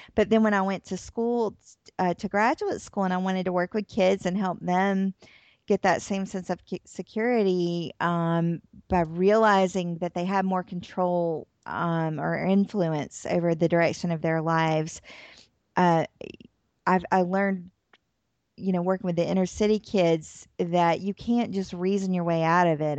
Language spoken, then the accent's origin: English; Atlanta, Georgia, United States; moved away as an adult; also born or lived in New Orleans, Louisiana; now in Tennessee, United States; I'm from Atlanta, Georgia. I live in Tennessee now